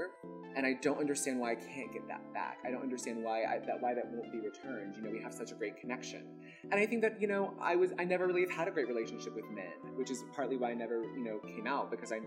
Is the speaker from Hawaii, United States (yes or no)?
no; Birmingham, Alabama, United States; growing up in Birmingham, Alabama. I was adopted by a white family and raised by them.